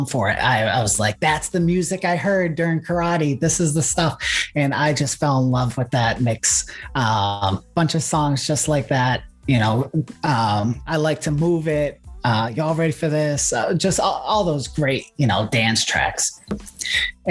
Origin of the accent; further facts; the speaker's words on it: Boston, Massachusetts, United States; I am from Boston, Massachusetts. I do gigs here in Boston